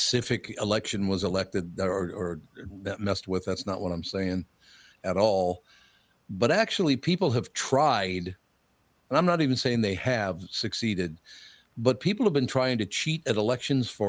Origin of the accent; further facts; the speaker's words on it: Minneapolis, Minnesota, United States; growing up in North Minneapolis